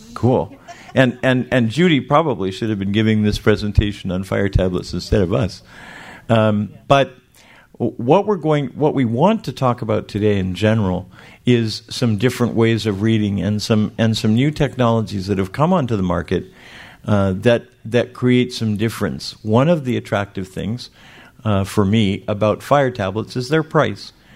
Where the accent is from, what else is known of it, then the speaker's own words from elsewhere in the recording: Miami, Florida, United States; I am from Miami, Florida